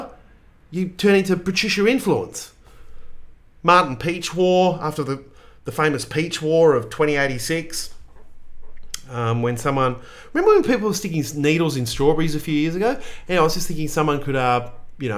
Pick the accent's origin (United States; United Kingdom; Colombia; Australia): Australia; I am a mid-40s white Australian male